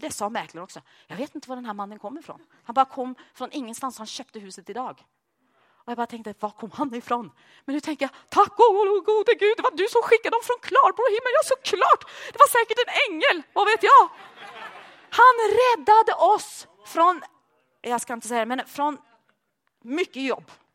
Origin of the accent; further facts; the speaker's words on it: Sweden; moved away as an adult; also born or lived in Norway; now in Malmö, Sweden; jag som svensk